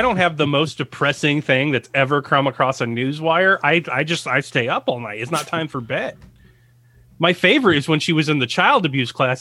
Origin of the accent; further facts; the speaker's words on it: United States; I'm an American